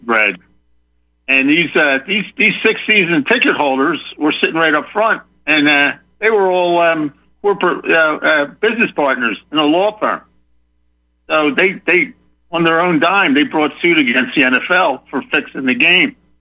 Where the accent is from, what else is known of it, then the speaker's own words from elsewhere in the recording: Philadelphia, Pennsylvania, United States; also born or lived in Ocean County, New Jersey; now in Texas, United States; I'm from Philadelphia but I lived in New Jersey in Ocean County for many years, 25 years before I moved down here to Texas.